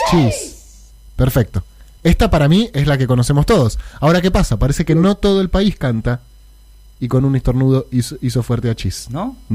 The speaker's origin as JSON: {"language": "Spanish", "region": "Buenos Aires", "country": "Argentina", "said": "Yo soy porteño."}